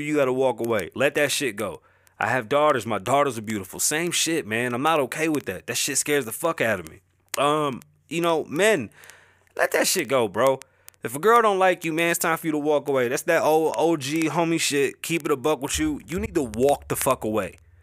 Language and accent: English; New York City, New York, United States; accent: Bronx; my accent is obviously a Bronx accent